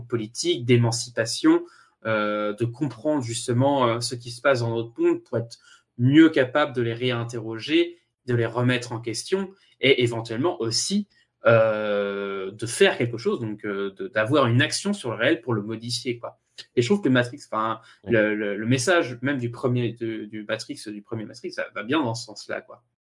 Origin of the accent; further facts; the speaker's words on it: France; je suis français